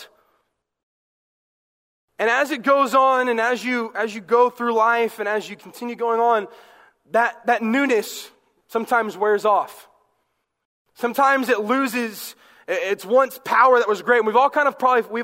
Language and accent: English; the South, United States; I'm from the South